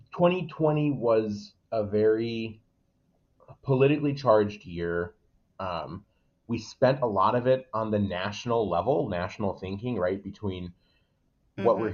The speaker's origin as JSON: {"language": "English", "town": "Waterbury", "region": "Connecticut", "country": "United States", "tie": "born or raised there", "said": "born and raised in Waterbury"}